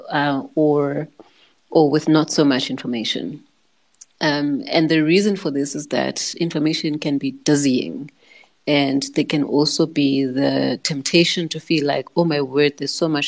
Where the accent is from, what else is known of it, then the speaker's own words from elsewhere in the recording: South Africa; first language Xhosa; English is a second language; I started my podcast in, in my mother tongue, isiXhosa